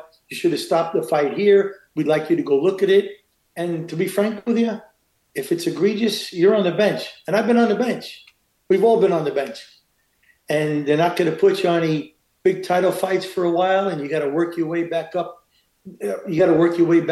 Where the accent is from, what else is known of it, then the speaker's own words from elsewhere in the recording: New York City, New York, United States; moved away as an adult; also born or lived in Queens / Los Angeles; I'm a schnook from Brooklyn